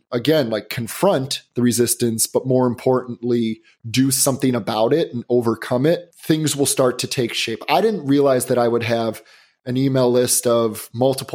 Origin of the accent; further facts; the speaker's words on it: Chicago, Illinois, United States; also born or lived in Boston; now in Los Angeles, United States; I live in Los Angeles and I grew up in the Chicagoland area.